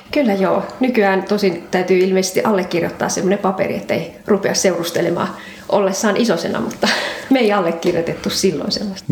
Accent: Ostrobothnia, Finland; now in Kirkkonummi, Finland; alun perin pohjalainen

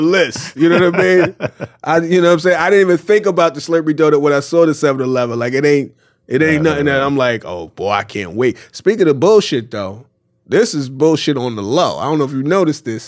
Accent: New York, United States; as a New Yorker

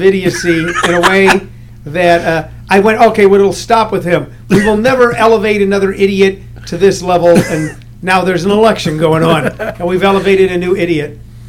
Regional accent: St. Louis, Missouri, United States; I grew up in St. Louis.

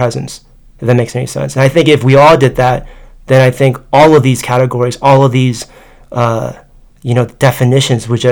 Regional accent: United States; accent: American; also born or lived in Tokyo; I'm American

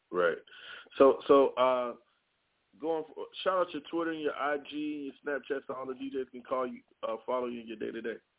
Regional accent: Chicago, Illinois, United States; I grew up in Chicago.

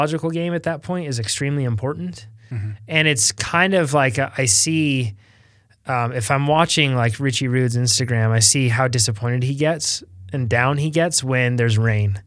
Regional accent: United States; being American

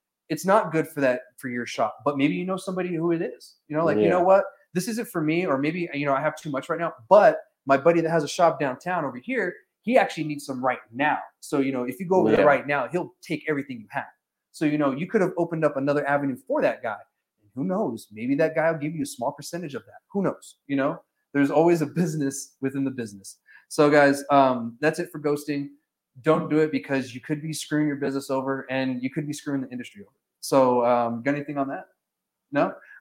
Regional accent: New Mexico, United States; we're all from New Mexico

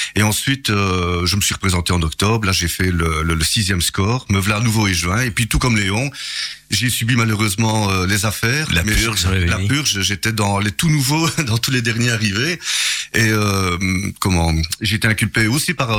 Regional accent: Charleroi, Wallonia, Belgium; je suis né là-bas à Charleroi

